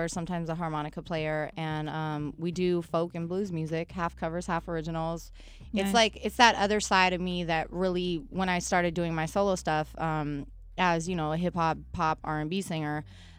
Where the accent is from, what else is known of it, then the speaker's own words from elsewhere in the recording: West Coast, United States; Yeah, I told you I was from the West